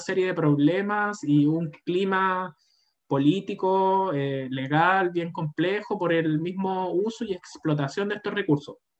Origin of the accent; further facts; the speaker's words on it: Chile; como chilenos